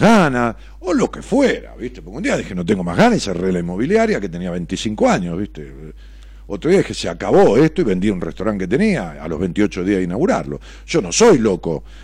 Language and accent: Spanish; Ramos Mejía, Buenos Aires Province, Argentina; yo nací en una ciudad que tiene trescientos mil habitantes y le digo mi pueblo, ¿no? En Ramón Mejía.